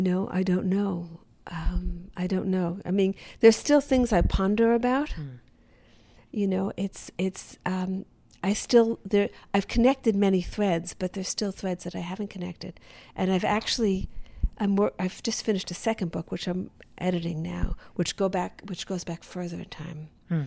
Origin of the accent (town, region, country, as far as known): the South, United States; born there